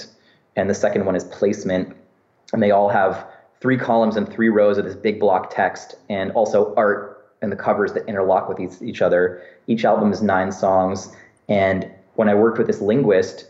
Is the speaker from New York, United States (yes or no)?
no; San Francisco, California, United States; my experience growing up in San Francisco